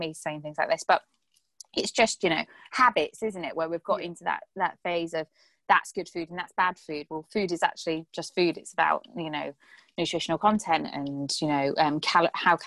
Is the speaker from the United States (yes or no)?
no; Ireland; We're Irish. We have to eat potatoes. We're Irish.